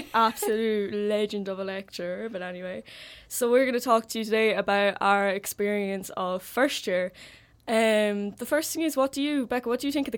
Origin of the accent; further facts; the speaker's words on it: County Carlow, Leinster, Ireland; moved away as an adult; now in Limerick, Ireland; I'm from Carlow, so to get to Limerick, it was actually quite awkward.